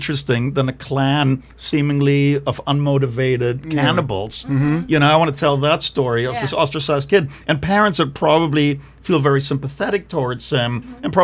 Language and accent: English; Germany; moved away; growing up in Germany